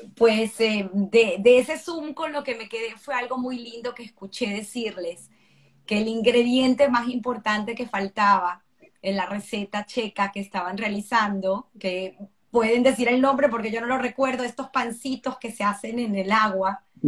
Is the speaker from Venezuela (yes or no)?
yes; Venezuela; nosotros en Venezuela tenemos una cédula de identidad que nos identifica con un número